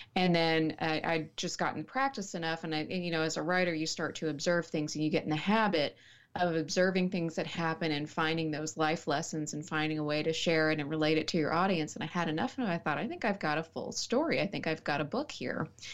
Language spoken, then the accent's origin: English; Snyder, Texas, United States; also born or lived in Dallas-Fort Worth Metroplex; I was born in the Dallas-Fort Worth Metroplex and then raised in a small town called Sm-, Snyder.